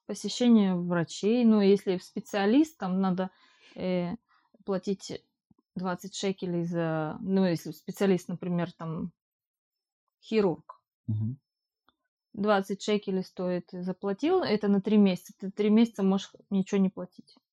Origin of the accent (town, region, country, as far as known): Ukraine; moved away